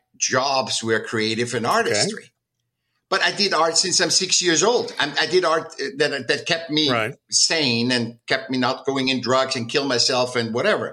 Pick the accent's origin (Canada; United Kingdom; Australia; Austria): Austria; Vienna; now in California, United States; I was born in 1959 in Vienna, in Austria.